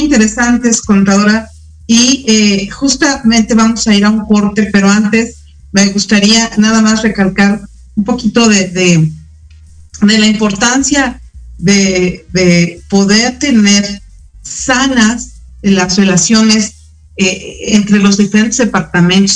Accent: Mexico; como mexicanos

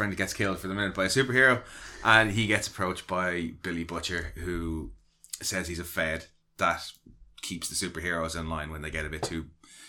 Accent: Ireland; Even being Irish

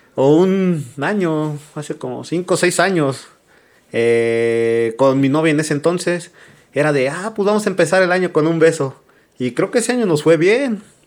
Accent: Mexico; como buenos mexicanos

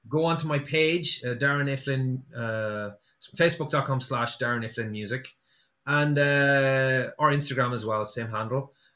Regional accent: Sligo, Connacht, Ireland; I'm from Sligo, um, and the company I used to work for used to deliver from Sligo all around Donegal

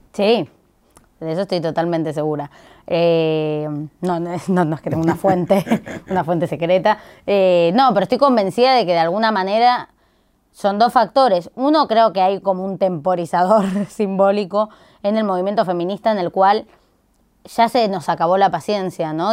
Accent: Buenos Aires, Argentina; como porteños y porteñas

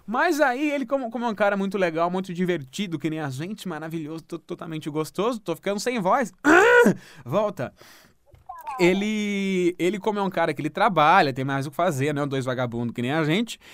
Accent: Santo André, São Paulo, Brazil; Eu sou de Santo André

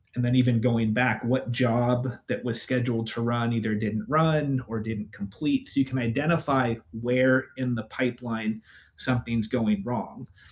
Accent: San Francisco Bay Area, Northern California, United States; now in Portland, United States; I grew up in the Bay Area, so I grew up in Northern California.

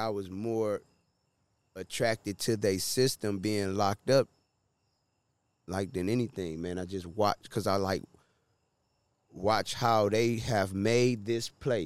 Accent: Detroit, Michigan, United States; I was from Detroit

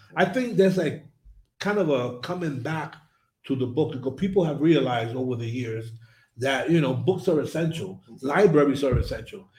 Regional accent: New York, United States; the most significant individual when I was growing up in New York was my teacher

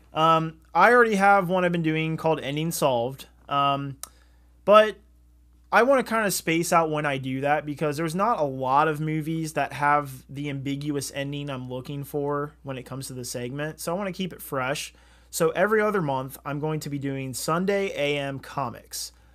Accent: Southern Ohio, United States; We're from Southern Ohio

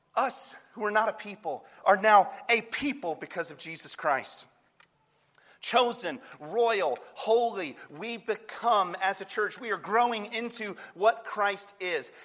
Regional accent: North Carolina, United States; I'm from North Carolina

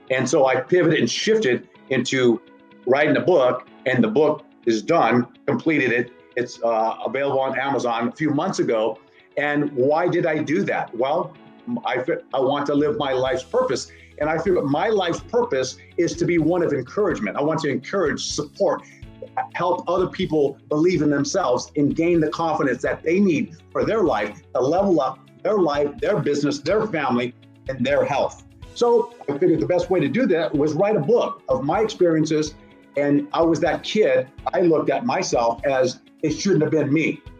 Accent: Northern California, United States; I'm from Northern California

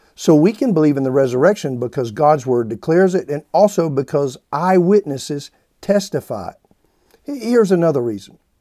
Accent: South Carolina, United States; I grew up in the South in what's referred to as the Bible Belt in a little small town in South Carolina.

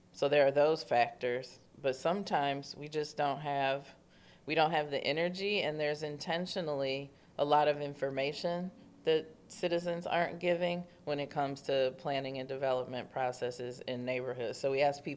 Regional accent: Detroit, Michigan, United States; also born or lived in Midtown, Detroit; I'm from the Bagley neighborhood. I currently live in Midtown

